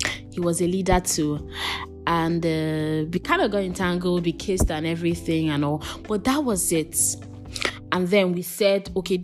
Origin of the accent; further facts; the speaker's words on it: Calabar, Cross River, Nigeria; I grew up in Calabar